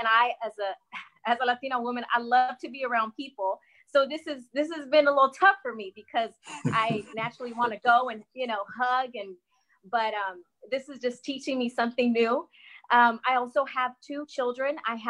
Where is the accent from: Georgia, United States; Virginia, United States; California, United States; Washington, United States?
California, United States; West Coast; also born or lived in Guatemala; I am in California. I was born in Guatemala. I immigrated to the U.S. when I was 2. And pretty much grew up here on the West Coast